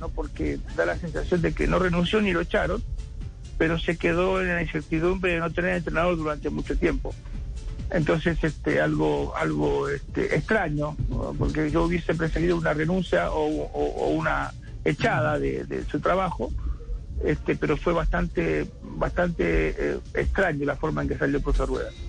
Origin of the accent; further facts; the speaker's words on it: Argentina; yo digo que nosotros que somos argentinos, Juan, digo, en Argentina hay un pájaro que se llama mixto